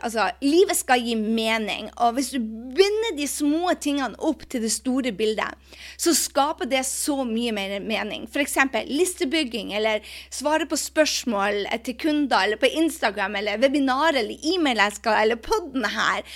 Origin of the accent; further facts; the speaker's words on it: Norway; moved away; når jeg er hjemme i Norge